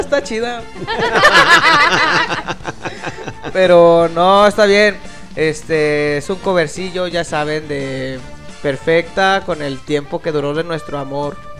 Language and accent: Spanish; León, Guanajuato, Mexico; yo soy de León